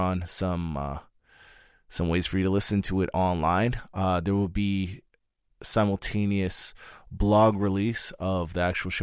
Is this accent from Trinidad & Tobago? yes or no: yes; Trinidad & Tobago; as a Trinidadian